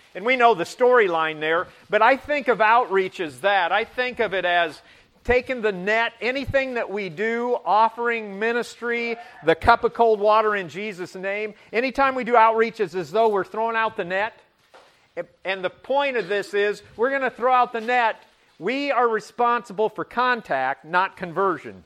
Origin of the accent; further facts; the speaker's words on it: Butte, Nebraska, United States; moved away; I grew up in Butte, Nebraska, population five hundred and twenty.